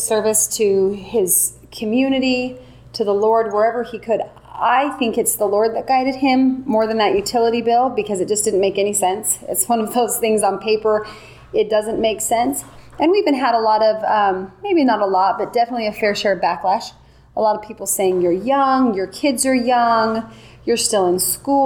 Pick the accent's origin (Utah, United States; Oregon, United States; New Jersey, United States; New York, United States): Utah, United States; North Ogden; I'm from North Ogden, Utah, which is about 45 minutes north of Salt Lake City. I grew up there, went to high school there